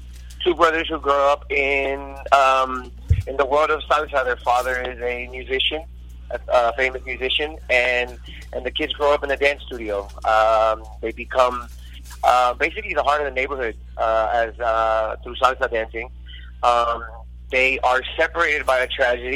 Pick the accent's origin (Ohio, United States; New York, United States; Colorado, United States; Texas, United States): Texas, United States; Houston; now in Los Angeles, United States; I was a ballet folklorico dancer growing up in Houston, Texas